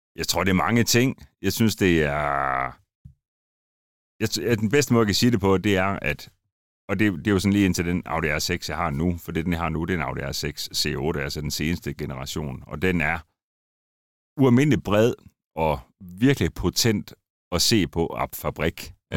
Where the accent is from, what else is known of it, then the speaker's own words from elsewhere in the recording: Randers, Central Denmark Region, Denmark; moved away; Jeg er oprindelig fra Randers, så det skinner lidt igennem en gang imellem